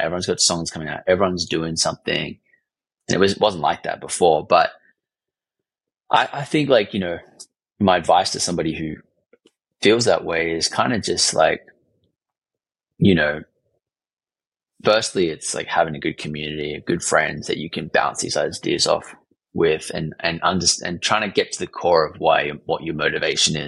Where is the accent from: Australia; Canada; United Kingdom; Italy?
Australia; I'm from Australia